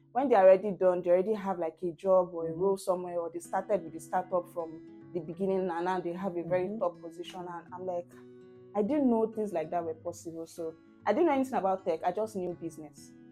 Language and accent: English; Ikorodu, Lagos, Nigeria; I spent the majority of my life in Ikorodu from baby to primary to secondary